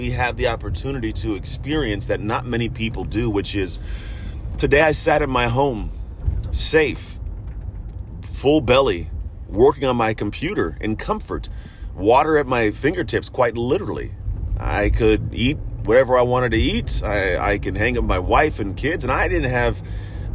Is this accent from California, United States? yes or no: yes; San Francisco Bay Area, California, United States; I come from the San Francisco Bay Area